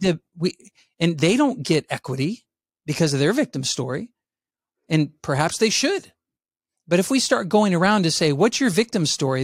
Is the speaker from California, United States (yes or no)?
no; San Antonio, Texas, United States; I grew up in San Antonio, Texas, where I was a minority